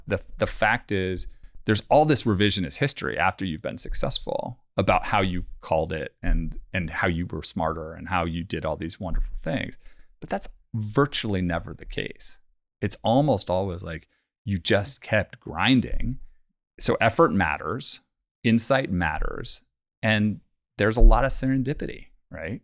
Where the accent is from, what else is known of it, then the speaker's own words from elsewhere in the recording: Bay Area, California, United States; also born or lived in London; growing up in the Bay Area